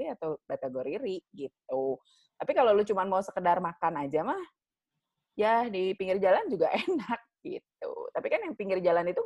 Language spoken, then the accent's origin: Indonesian; Lampung, Indonesia; Gue tuh waktu kecil di Lampung gue sering makan lotek